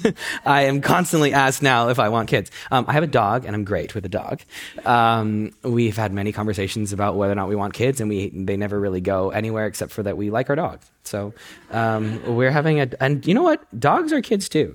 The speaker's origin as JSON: {"language": "English", "country": "United States", "tie": "born or raised there", "said": "I was born in the States."}